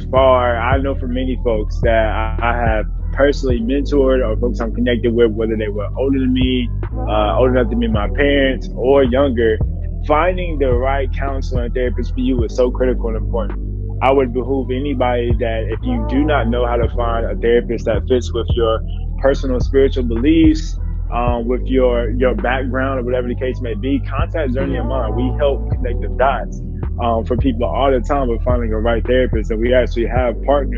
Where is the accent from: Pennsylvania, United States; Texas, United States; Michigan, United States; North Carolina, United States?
North Carolina, United States; Eastern; growing up in Eastern North Carolina, I can say for me personally, we kind of bury a lot of our issues within our faith